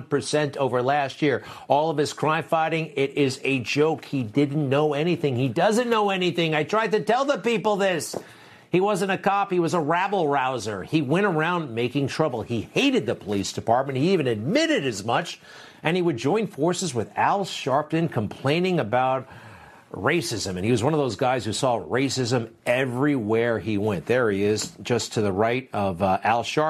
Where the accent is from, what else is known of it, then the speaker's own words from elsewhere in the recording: New York City, New York, United States; New York City, across the country, but this is my hometown